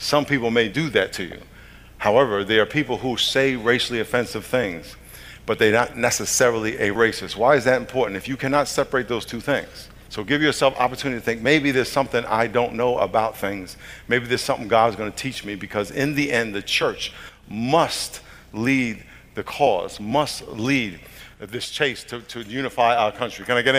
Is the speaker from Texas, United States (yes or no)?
no; New York, United States; I'm from New York. I had a dream to play in the NFL when I was growing up.